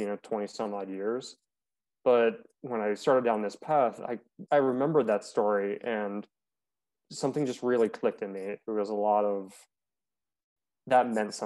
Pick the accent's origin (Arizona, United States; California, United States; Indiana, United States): Arizona, United States; I grew up in Arizona